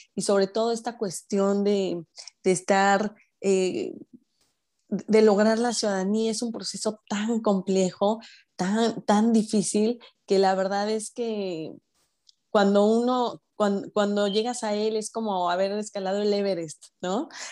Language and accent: Spanish; Mexico; moved away as an adult; now in Orlando, United States; yo vivo en Orlando, yo soy mexicana, pero que vivo en Orlando ya desde hace un par de años